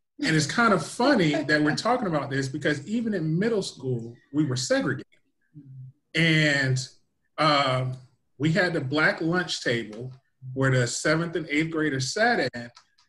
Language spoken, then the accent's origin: English; St. Petersburg, Florida, United States; started talking about growing up in St. Pete. And I was like, no, that can't be Shea Whitey. So I actually went home and went to my grandparents' house. And they had the old middle school yearbook.